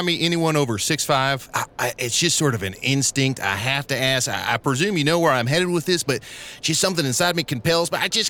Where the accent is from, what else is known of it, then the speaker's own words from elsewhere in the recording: Texas, United States; Go Rockets. I'm from Texas, and I should say, not the basketball team, the projectiles.